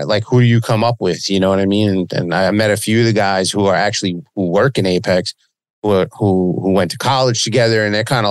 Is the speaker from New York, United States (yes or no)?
yes; Long Beach, New York, United States; I've been here all my life, man. I grew up by the beach down here in Long Beach